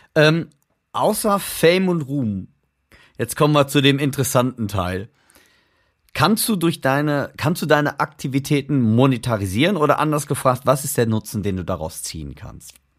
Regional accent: Germany; weil wir sind Deutsche. Deutsch kann ich immer noch besser sprechen als Englisch

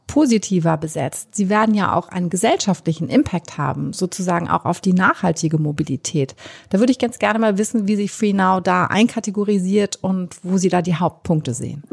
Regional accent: Hamburg, Germany; in meiner Heimatstadt Hamburg

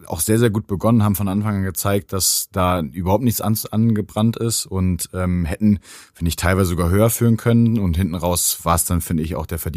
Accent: Germany; was uns natürlich ein bisschen gefreut hat als, als, als Deutsche.

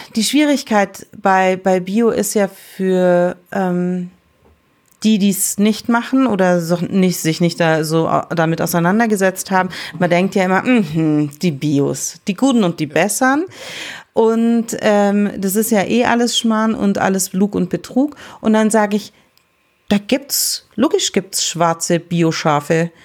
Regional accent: Balderschwang, Bavaria, Germany; ich bin im Hotel aufgewachsen

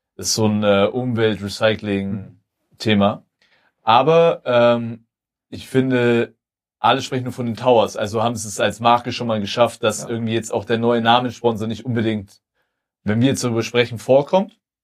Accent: Germany; als Deutsche

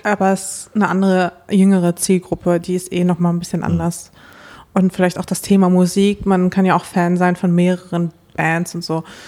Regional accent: Dortmund, North Rhine-Westphalia, Germany; aufgewachsen in Dortmund

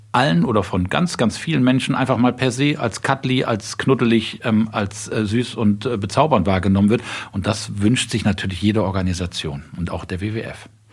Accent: Cologne, North Rhine-Westphalia, Germany; Ich bin Kölner, ich habe beim ersten FC Köln Fußball angefangen zu spielen

